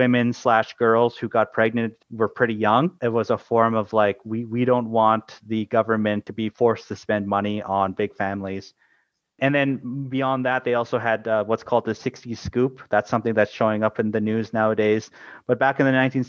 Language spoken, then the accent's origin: English; Canada; we have similar institutions in Canada